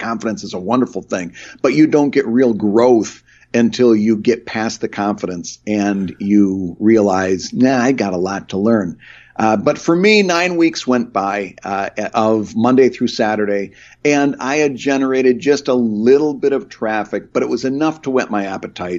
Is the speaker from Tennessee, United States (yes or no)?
no; Michigan, United States; the small town I grew up in in Michigan